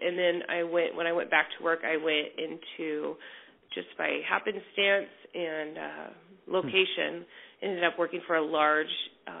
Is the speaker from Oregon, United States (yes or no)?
yes; Portland, Oregon, United States; also born or lived in Woodburn, Oregon; So I grew up in Southwest Portland, moved to Woodburn, Oregon when I was in high school